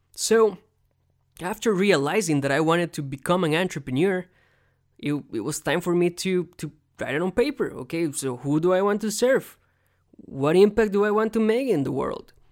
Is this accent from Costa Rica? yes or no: yes; Costa Rica; now in United States; I was born here in America, but I grew up in Costa Rica, but I'm still an American.